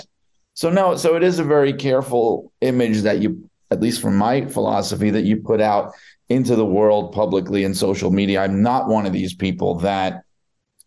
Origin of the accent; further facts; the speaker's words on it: New York City, New York, United States; moved away as an adult; now in Connecticut, United States; I grew up in Brooklyn, and I moved to Connecticut because of the WWE job.